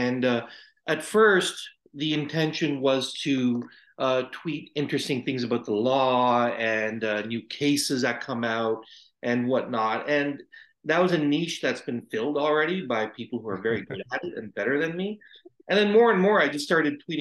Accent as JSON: {"language": "English", "town": "Brampton", "region": "Ontario", "country": "Canada", "tie": "born or raised there", "also_born_or_lived": "India", "said": "I was an infant when I came to Canada, but pretty much you could say I was born in Canada. All my upbringing is in Brampton"}